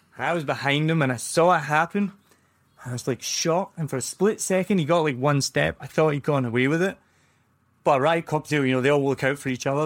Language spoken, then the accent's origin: English; Glasgow, Scotland, United Kingdom; moved away; I'm from Glasgow